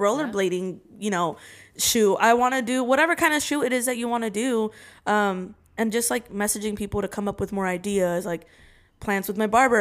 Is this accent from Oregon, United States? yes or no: yes; Salem, Oregon, United States; I'm from, I'm from Salem, Oregon.